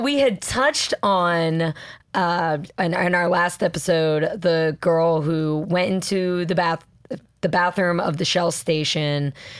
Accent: Georgia, United States; moved away as an adult; now in New York, United States; I was fresh from Georgia

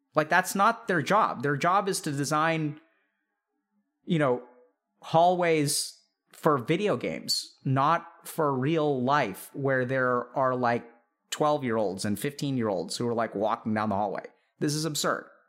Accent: Texas, United States; growing up in Texas

